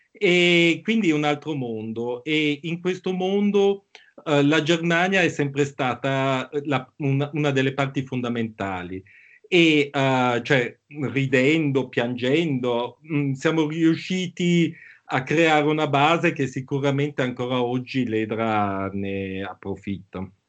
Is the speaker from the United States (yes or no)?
no; Bangkok, Thailand; born there; io sono nato a Bangkok, quindi mi sento un po' asiatico